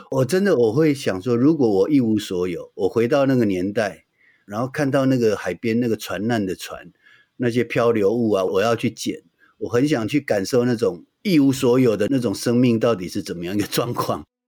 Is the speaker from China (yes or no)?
no; Taiwan; 这个土地是我出生的地方，而且是我永远会在这里的